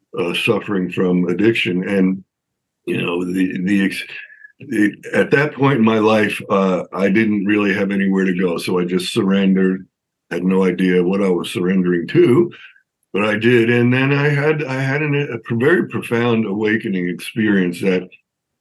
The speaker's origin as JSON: {"language": "English", "area": "Long Island", "region": "New York", "country": "United States", "tie": "born or raised there", "said": "I'm from New York. I grew up in New York, outside of Manhattan on Long Island"}